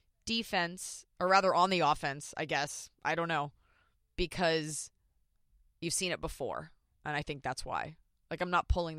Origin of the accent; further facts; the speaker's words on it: Dallas, Texas, United States; I am from Dallas, Texas.